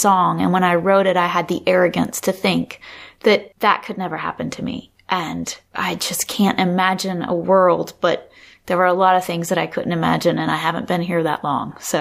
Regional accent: North Carolina, United States; moved away; also born or lived in Michigan / Maine; I was born in North Carolina. I grew up in North Carolina.

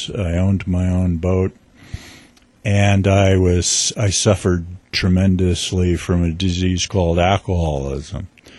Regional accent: New York, United States; but I grew up in New York. My dad worked for the United Nations. He was a career civil servant. So I grew up kind of in a middle class kind of community, bedroom community to New York City.

